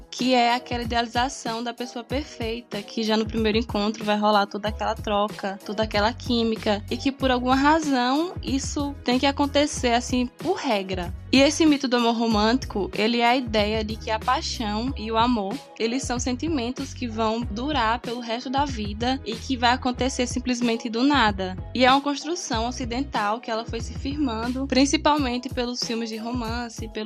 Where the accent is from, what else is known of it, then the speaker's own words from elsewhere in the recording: Northeast Region, Brazil; Desculpa, é que eu sou nordestina.